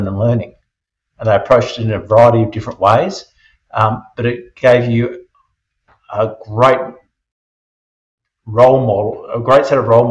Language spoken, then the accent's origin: English; New South Wales, Australia; now in Rockhampton, Australia; I grew up in New South Wales